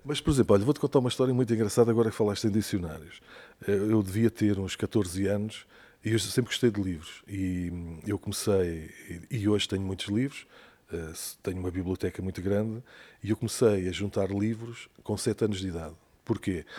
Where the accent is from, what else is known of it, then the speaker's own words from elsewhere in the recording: Douro, Portugal; also born or lived in Maputo, Mozambique; Eu vim em 74, em outubro de 74, e quando viemos para cá, fomos viver para a aldeia, da, para a terra da minha mãe, uma aldeia no Douro